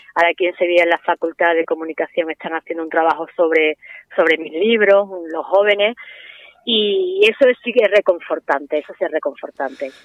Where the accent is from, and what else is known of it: Spain